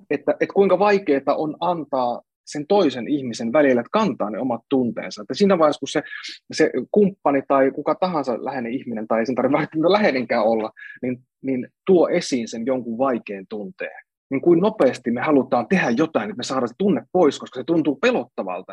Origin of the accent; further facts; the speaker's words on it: Central Finland, Finland; now in Helsinki, Finland; Mä oon kotoisin Keski-Suomesta